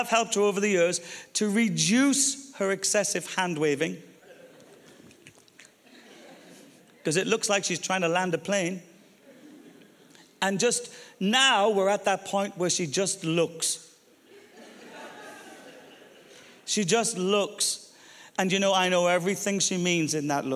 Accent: Ireland; I'm Irish

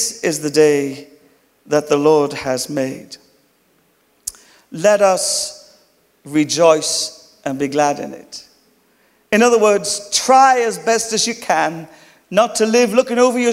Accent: Ireland; accent: Irish; my Irish accent.

